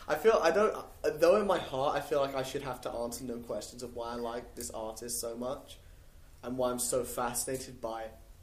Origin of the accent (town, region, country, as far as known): England, United Kingdom; now in United States